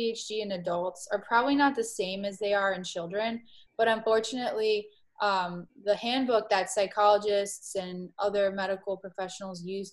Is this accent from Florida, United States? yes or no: yes; Miami, Florida, United States; moved away as an adult; also born or lived in East Coast; I grew up in Miami, Florida